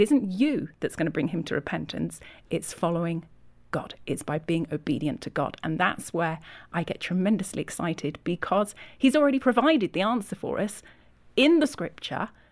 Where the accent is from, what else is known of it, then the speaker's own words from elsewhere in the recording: Yorkshire and the Humber, United Kingdom; moved away as an adult; now in California, United States; I'm from England, from Yorkshire.